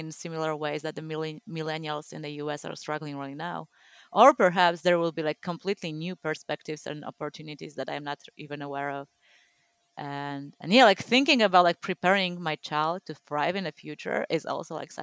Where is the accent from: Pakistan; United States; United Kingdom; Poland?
Poland; growing up in Poland, like I was born a year before like communism ended here